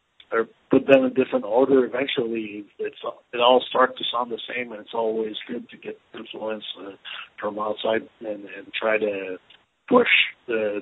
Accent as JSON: {"language": "English", "country": "Canada", "moved": "as an adult", "lives_now": "Dallas, United States", "said": "I'm originally from Canada, but I've been living in Dallas, Texas for 4 years now."}